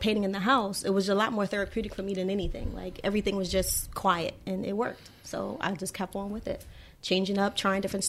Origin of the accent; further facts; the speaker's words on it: New York City, New York, United States; also born or lived in Bronx, New York; I'm from New York, born and raised in Queens